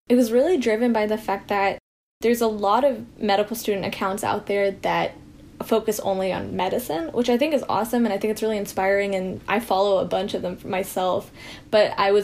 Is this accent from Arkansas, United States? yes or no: yes; Bentonville, Arkansas, United States; So I actually am born and brought up in Bentonville, Arkansas.